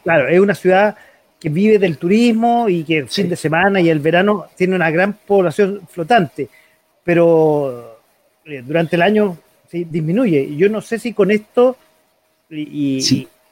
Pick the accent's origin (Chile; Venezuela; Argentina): Chile; como chileno